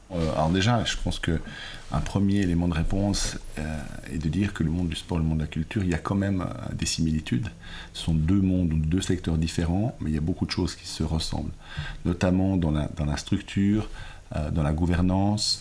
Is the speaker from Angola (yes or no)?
no; Lausanne, Vaud, Switzerland; je suis suisse et italien. J'ai grandi, je suis né à Lausanne, j'ai grandi à Lausanne